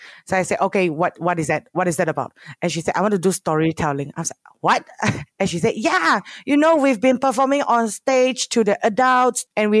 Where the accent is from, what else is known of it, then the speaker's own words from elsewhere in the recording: Malaysia; as a Malaysian, after I graduated from my high school, I rarely touch Bahasa Melayu.